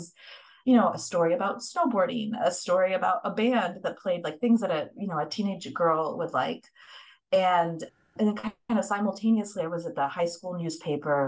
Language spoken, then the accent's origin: English; Metro Detroit, Michigan, United States; now in Chicago, United States; So I am from Metro Detroit. I grew up in a Detroit suburb